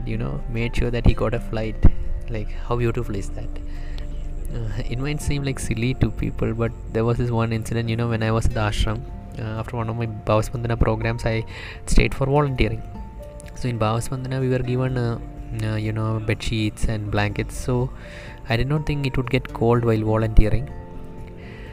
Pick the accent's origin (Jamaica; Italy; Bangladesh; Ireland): Bangladesh; I'm from Bangladesh.